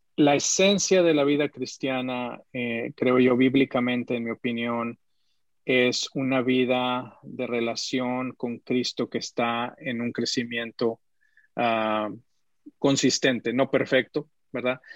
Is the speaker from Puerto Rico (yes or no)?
no; Mexico City, Mexico; nací en la Ciudad de México, aunque mi familia es de Monterrey